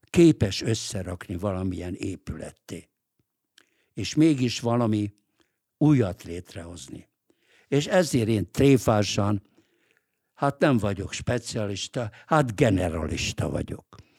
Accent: Budapest, Hungary; moved away as an adult; also born or lived in New York, United States; a 8. kerületben, ahol én egyébként születtem, én ott születtem. Én egy budapesti vagyok

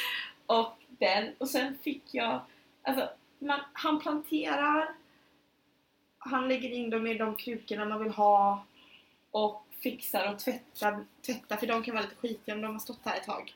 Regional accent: Sweden; moved away; jag var hemma i Sverige i somras

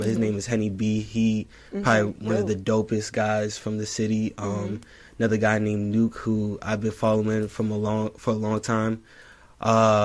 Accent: Plainfield, New Jersey, United States; from Plainfield, New Jersey

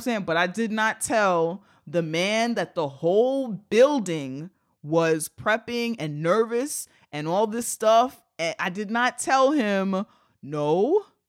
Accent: United States; I'm an American

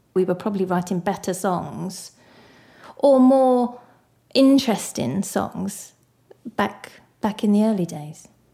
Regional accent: Barking, London, United Kingdom; moved away; I didn't actually like growing up in Barking very much

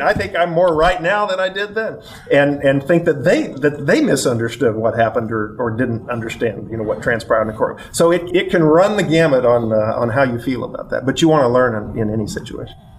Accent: Missouri, United States; as a Missourian, as an American

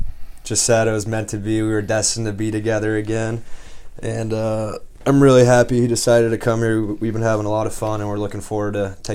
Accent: California, United States; born or raised there; moved away

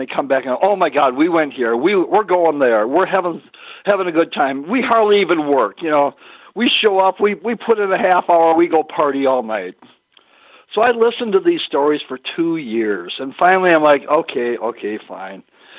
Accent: Minneapolis, Minnesota, United States; also born or lived in southern Georgia; I was born and raised in Minneapolis. I mean, part of the time, because my dad raced for Harley-Davidson, you know, I spent a lot of time down in southern Georgia. But, you know, Minnesota was, you know, pretty much my home base

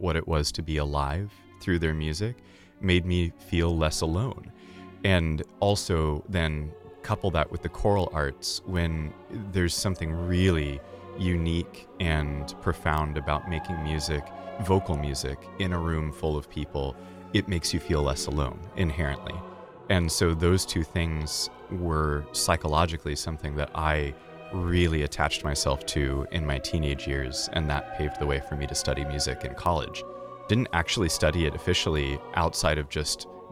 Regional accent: Stillwater, Oklahoma, United States; I grew up in Stillwater, Oklahoma

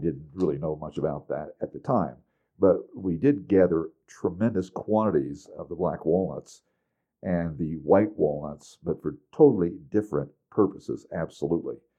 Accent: Indiana, United States; When we was growing up in Indiana from age 6 on

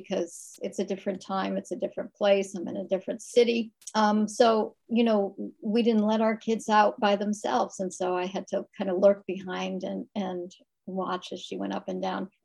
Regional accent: Bridgeport, Connecticut, United States; I grew up near in Bridgeport, Connecticut, which is kind of on Long Island Sound. So it's Southern Connecticut, and it was a suburb

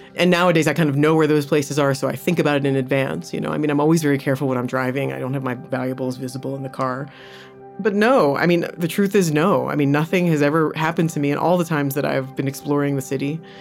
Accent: United States; moved away as an adult; now in Johannesburg, South Africa; I'm American

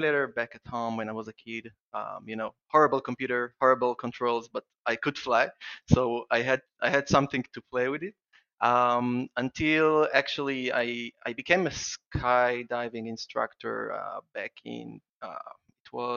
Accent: Israel; I would like first to apologize for my accent. I'm from Israel and I have a strange accent when I'm excited

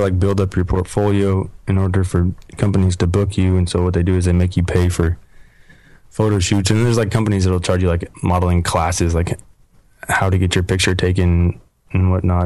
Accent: Beaverton, Oregon, United States; moved away; I'm originally from Oregon

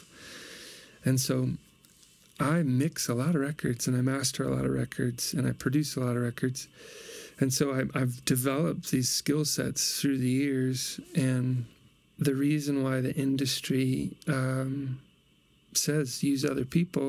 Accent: Peoria, Illinois, United States; moved away; my hometown, Peoria, Illinois

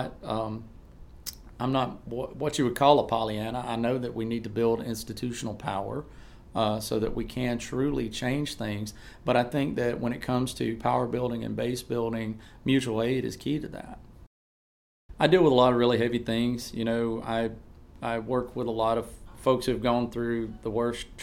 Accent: Auburn, Alabama, United States; I'm from Auburn, Alabama

